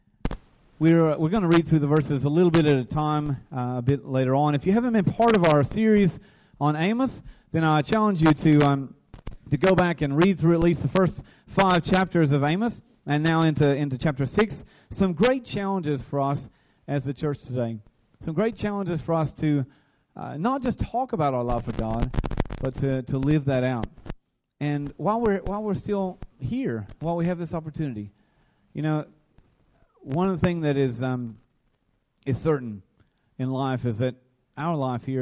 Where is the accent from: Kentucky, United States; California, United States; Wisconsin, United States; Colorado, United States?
Kentucky, United States; Williamsburg; also born or lived in Idiot's Branch; we moved to this farm, which is where my dad was raised. And so all my life, really, we've been raised on this farm